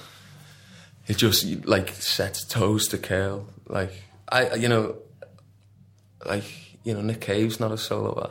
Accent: West Kirby, North West England, United Kingdom; also born or lived in Warrington / Salford / Ramsbottom; we're not from Liverpool, we're from, like, that really uncool peninsula just beneath.

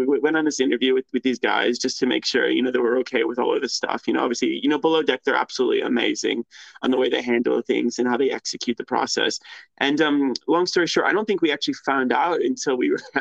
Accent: Painesville, Ohio, United States; moved away as an adult; also born or lived in Cleveland, Ohio; I was born in a place called Painesville, Ohio.

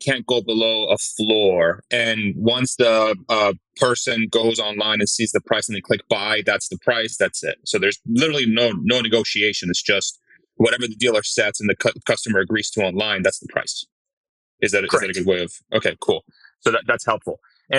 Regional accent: Bethlehem, Pennsylvania, United States; now in Austin, United States; I'm from Bethlehem.

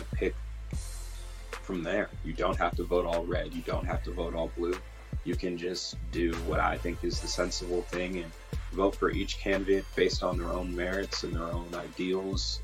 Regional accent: Iowa, United States; also born or lived in Brooklyn, New York; I've been in Iowa since I was three

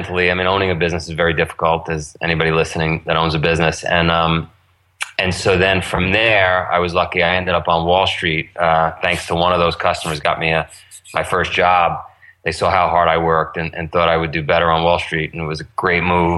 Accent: New York City, New York, United States; I grew up in Howard Beach, Queens

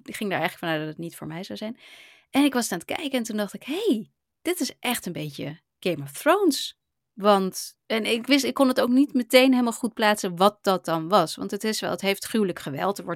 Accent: Hawaii, United States; gewoon uit Hawaii en niet uit Japan zelf.

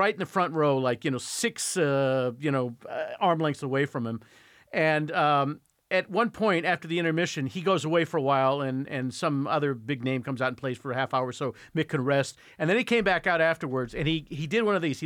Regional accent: Indiana, United States; I grew up in Indiana

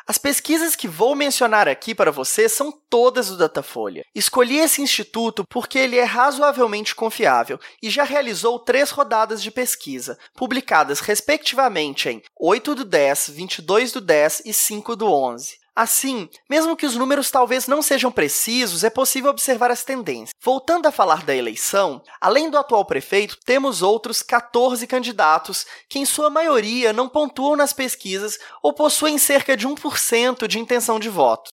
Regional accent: Belo Horizonte, Minas Gerais, Brazil; Eu sou mineiro de Belo Horizonte, como meu sotaque já deve ter entregado

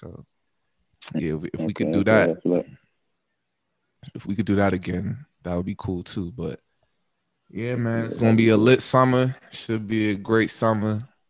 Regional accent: Chicago, Illinois, United States; I'm from Bronzeville, B.

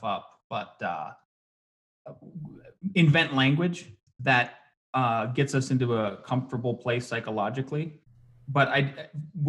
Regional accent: Midwest, United States; we're from the Midwest

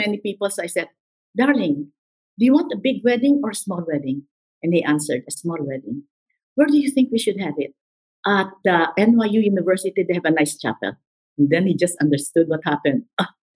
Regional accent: Philippines; moved away; I will leave the Philippines. I will leave my family. I will leave my friends

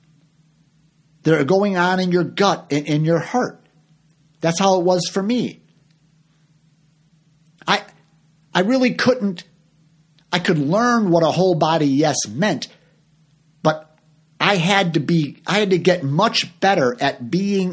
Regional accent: Chicago, Illinois, United States; moved away as an adult; also born or lived in Orlando, Florida; I'm from Chicago.

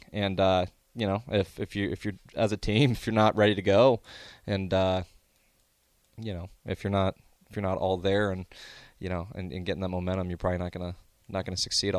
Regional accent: Omaha, Nebraska, United States; I'm a kid. I'm from Omaha. I grew up watching it.

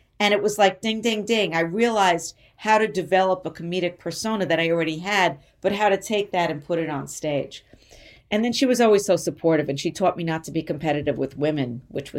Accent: New York City, New York, United States; growing up in New York and coming up in comedy in New York, because that's where I started, and I've never left New York. I never moved to L.A.

